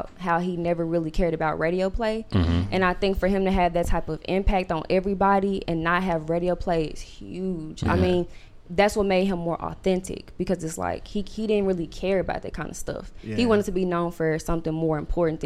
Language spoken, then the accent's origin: English; Memphis, Tennessee, United States; I'm from Memphis. I'm not from Murfreesboro.